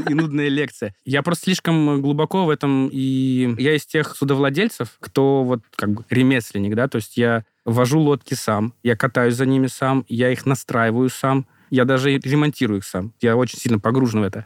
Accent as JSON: {"language": "Russian", "region": "Moscow", "country": "Russia", "said": "я из Москвы"}